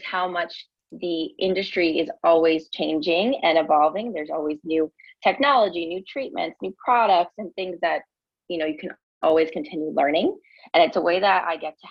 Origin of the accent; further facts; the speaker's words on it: New York, United States; moved away as an adult; now in Miami, United States; I am originally from New York, and I moved to Miami a few years ago